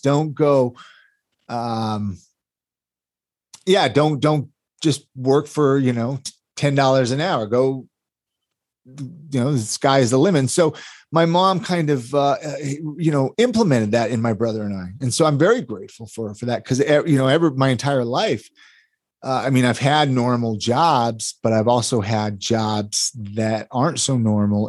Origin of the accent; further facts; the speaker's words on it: Ventura, California, United States; I grew up in Ventura, California